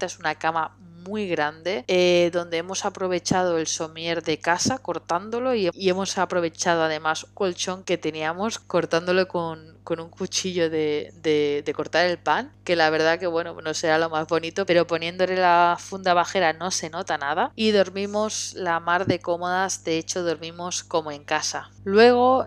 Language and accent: Spanish; Barcelona, Catalonia, Spain; yo soy de Barcelona